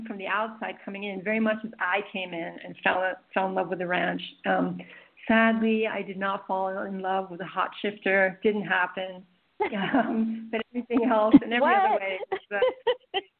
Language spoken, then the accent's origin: English; East Coast, United States; moved away as an adult; also born or lived in Arizona; I'm actually from the East Coast, and moving to Arizona